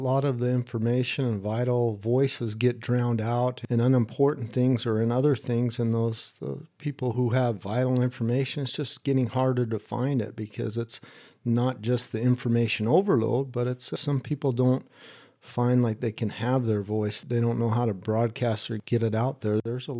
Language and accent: English; East Hampton, New York, United States; also born or lived in Midwest / Salt Lake City / Sausalito / Idaho; East Hampton, New York, and then also in the Midwest and Salt Lake City, Utah, and in California and Sausalito, and in Idaho, kind of moved around in different areas.